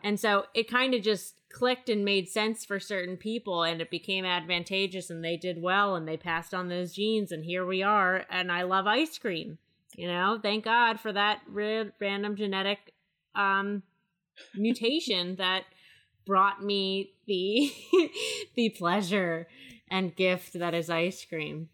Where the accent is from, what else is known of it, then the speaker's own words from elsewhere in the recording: Maryland, United States; I'm from Maryland